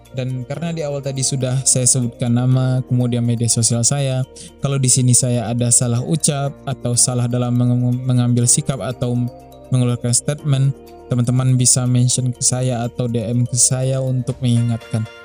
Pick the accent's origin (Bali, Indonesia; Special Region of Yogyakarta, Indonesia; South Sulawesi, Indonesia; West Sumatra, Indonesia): West Sumatra, Indonesia; Asal saya dari Sumatera Barat, kalau domisili sekarang di Kota Padang.